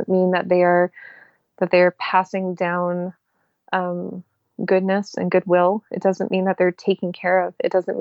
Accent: Canada

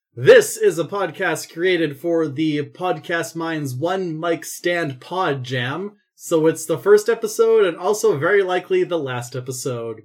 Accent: Canada

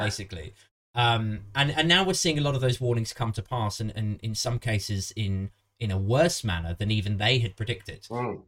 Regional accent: Maidenhead, South East England, United Kingdom; I'm from Maidenhead originally.

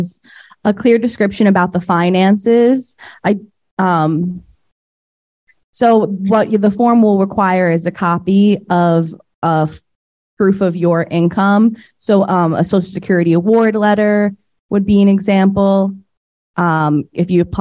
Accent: New York, United States; I myself am from New York

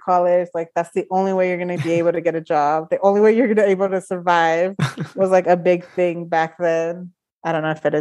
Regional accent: Stockton, California, United States; it's the place where I was born and raised.

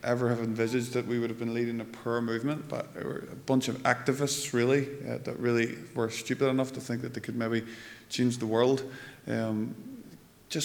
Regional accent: Lurgan, Northern Ireland, United Kingdom; now in Moira, United Kingdom; I come from Lurgan. I live in Moira now, which is sort of upper Lurgan

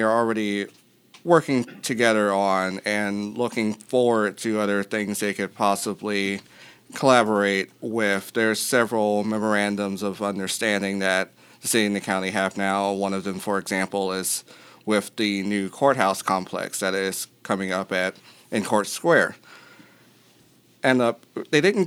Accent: Hampton Roads, Virginia, United States; now in Charlottesville, United States; I grew up in Hampton Roads, and there's seven cities there.

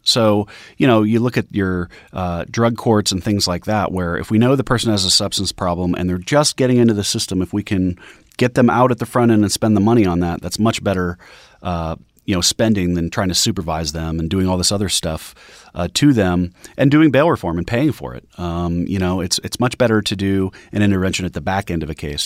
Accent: Denver, Colorado, United States; my hometown of Denver

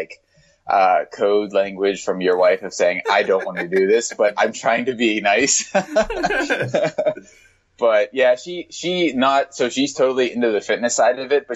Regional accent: Pittsburgh, Pennsylvania, United States; moved away as an adult; also born or lived in Flagstaff, Arizona; I'm originally from Pittsburgh, and I went to NAU for grad school

